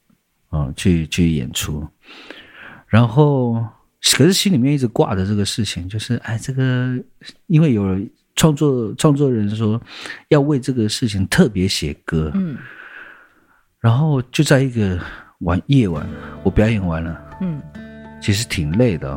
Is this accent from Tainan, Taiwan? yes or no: no; Taipei, Taiwan; 因为我从小在台北长大，